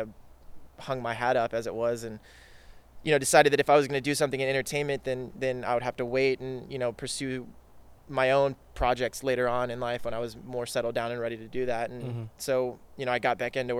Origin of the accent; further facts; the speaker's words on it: Dallas, Texas, United States; now in California, United States; I'm originally from Dallas, Texas